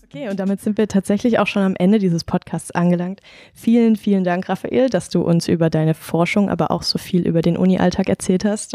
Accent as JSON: {"language": "German", "town": "Rastatt", "region": "Baden-Württemberg", "country": "Germany", "said": "ich komme aus Rastatt"}